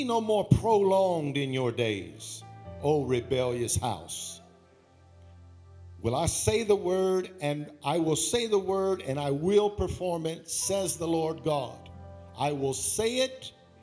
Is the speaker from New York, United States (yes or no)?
no; Baton Rouge, Louisiana, United States; I'm from Baton Rouge